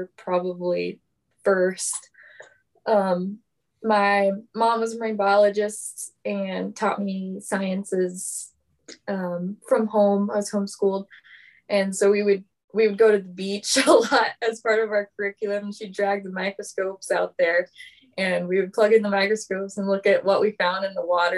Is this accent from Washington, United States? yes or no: no; Florida, United States; moved away as an adult; now in Juneau, United States; I grew up in Florida, and that's where I went to school.